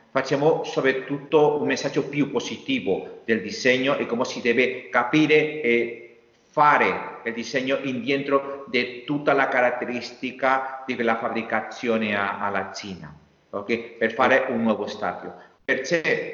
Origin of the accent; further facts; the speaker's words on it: Meliana, Valencian Community, Spain; Italian is a second language; io sono cresciuto a Meliana, qui, a un chilometro del mare Mediterraneo